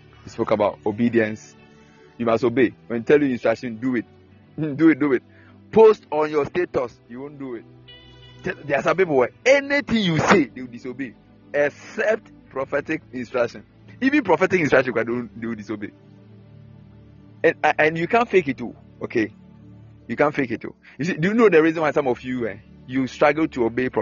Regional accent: Akyem, Eastern Region, Ghana; When you come to my hometown, the Capim State

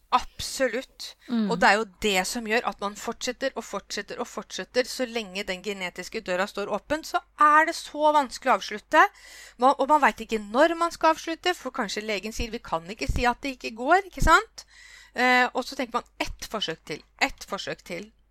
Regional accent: Norway; jeg kom liksom fra Norge

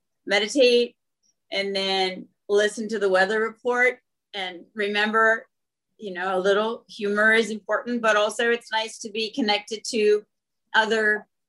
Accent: Northern Canada, Canada; I grew up in Northern Canada and was outside alone a lot and developed a real connection.

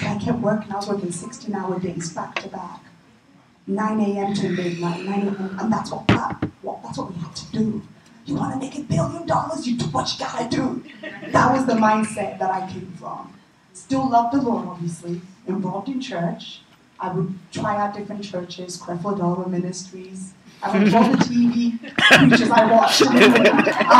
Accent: England, United Kingdom; moved away as an adult; also born or lived in Nigeria / New York; now in United States; I was raised in England, raised in the UK

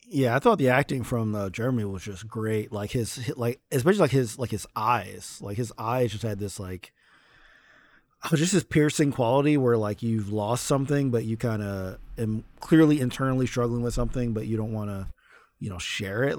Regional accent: New Jersey, United States; I'm from Jersey

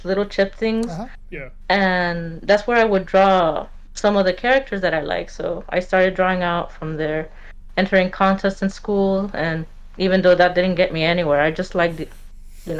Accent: California, United States; also born or lived in Mexico; I was born here in California. Lived for a while, then went to Mexico around my younger teen years

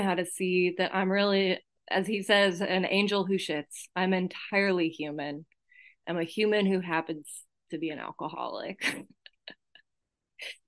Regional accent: Santa Cruz, California, United States; I was born in Santa Cruz, California. I don't know if you can tell by my accent. People in my home group call me a Jewish hillbilly because I grew up in the Santa Cruz Mountains

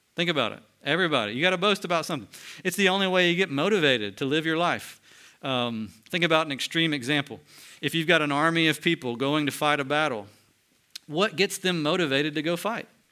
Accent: Mulberry, Florida, United States; I'm from a city in Mulberry called, I mean, a city in Florida called Mulberry

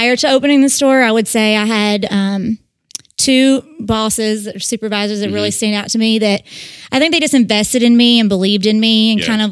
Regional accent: Owensboro, Kentucky, United States; moved away as an adult; Owensboro was my hometown

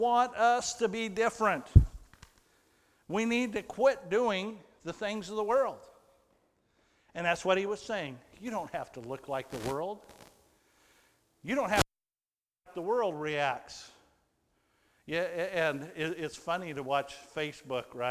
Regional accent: United States; I was from America

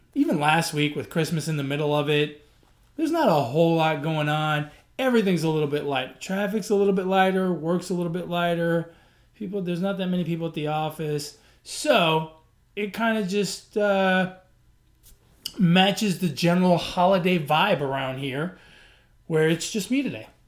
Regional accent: New York, United States; now in Texas, United States; I grew up in New York

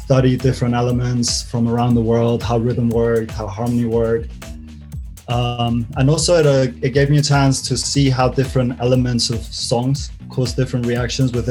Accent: Mallorca, Balearic Islands, Spain; now in London, United Kingdom; I'm from Mallorca and there's not much of a scene there

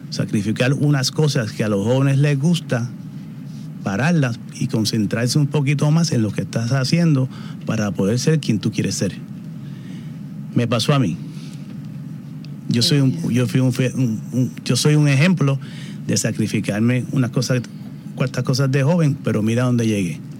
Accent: Puerto Rico; Eso es así, soy boricua, boricua 100%.

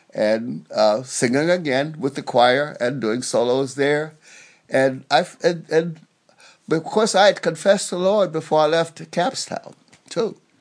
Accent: Dayton, Alabama, United States; I grew up in Alabama, the little place called, well, I was born in Dayton, Alabama

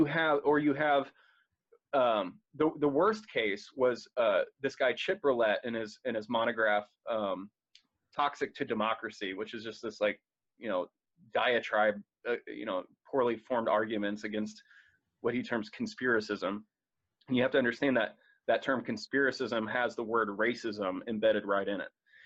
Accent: United States

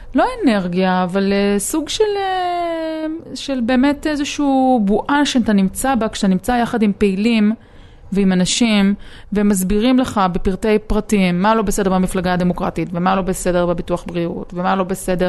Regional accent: Israel; אני עיתונאית מישראל

